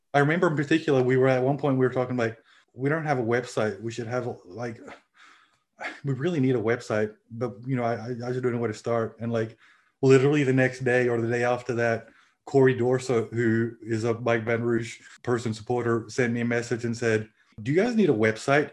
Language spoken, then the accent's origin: English; Australia; also born or lived in Louisiana; now in Finland; I grew up in Australia.